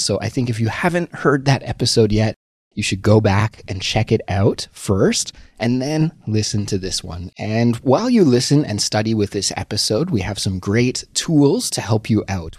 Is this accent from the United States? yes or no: no; Canada; moved away as an adult; now in Seoul, South Korea; as a Canadian person who lives abroad in Seoul, South Korea